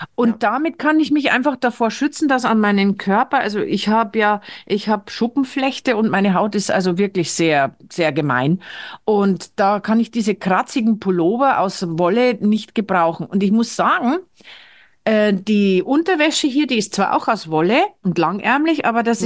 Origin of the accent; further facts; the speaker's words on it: Bavaria, Germany; moved away as an adult; now in Norway; ich komme ja aus Bayern.